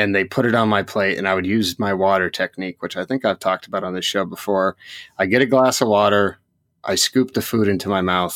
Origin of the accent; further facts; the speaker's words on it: Cottage Grove, Oregon, United States; Stand By Me was filmed in my hometown of Cottage Grove, Oregon